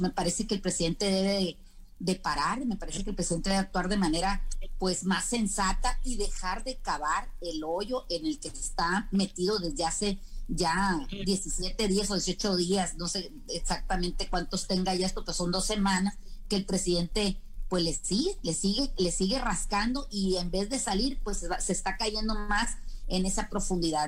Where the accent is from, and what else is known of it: Mexico